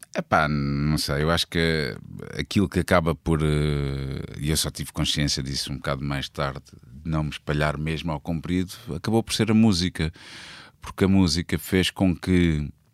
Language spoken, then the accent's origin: Portuguese; Almada, Setúbal, Portugal; also born or lived in Angola; que é em Cacilhas, exatamente na rua onde eu, onde eu cresci